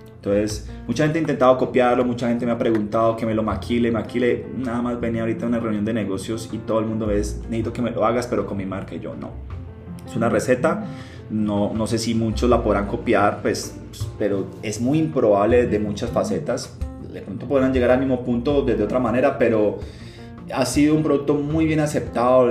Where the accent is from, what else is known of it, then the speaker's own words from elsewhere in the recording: Coffee Axis, Eje Cafetero, Colombia; moved away as an adult; also born or lived in Medellín, Colombia / Cartago, Colombia / Pereira, Colombia / Germany; now in Cali, Colombia; soy nacido en Medellín, criado en el cafetero, vivo en Cali hace 15 años